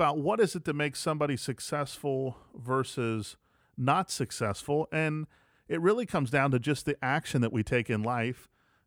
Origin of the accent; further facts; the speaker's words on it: West Virginia, United States; moved away as an adult; also born or lived in Atlanta, Georgia; now in Jackson, United States; I'm from West Virginia originally, lived in Atlanta for about 10 years and then made my way to Jackson.